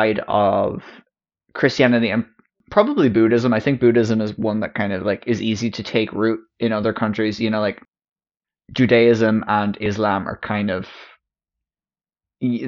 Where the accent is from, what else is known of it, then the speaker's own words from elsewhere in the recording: Westmeath, Leinster, Ireland; Being Irish, and specifically from Westmeath